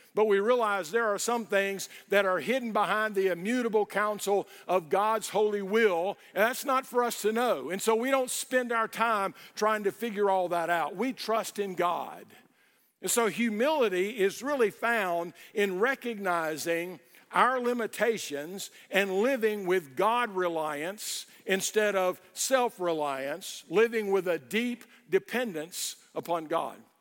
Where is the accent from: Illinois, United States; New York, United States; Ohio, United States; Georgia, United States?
Georgia, United States; we're from Georgia.